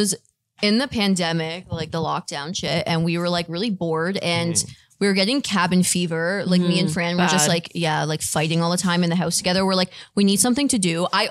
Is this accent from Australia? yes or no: no; Toronto, Ontario, Canada; also born or lived in Richmond Hill; We're actually from Toronto. And then we moved up to Richmond Hill like when we were a bit older.